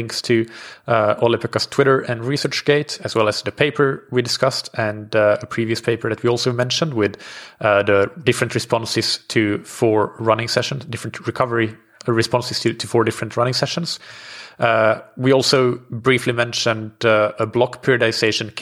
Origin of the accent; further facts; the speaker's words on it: Finland; growing up in Finland